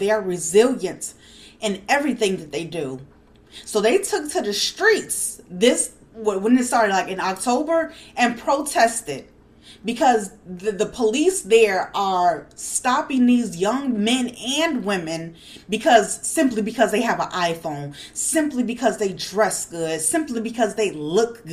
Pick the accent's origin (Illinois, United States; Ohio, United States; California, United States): Illinois, United States; Chicago; as a Chicagoan